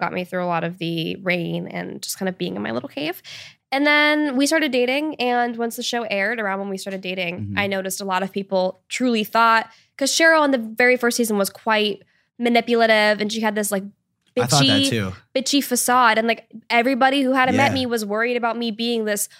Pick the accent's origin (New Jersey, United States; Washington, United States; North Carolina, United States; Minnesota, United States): Washington, United States; now in Los Angeles, United States; and I grew up in Washington State. So like I should in theory be used to that, but I've totally gotten used to LA.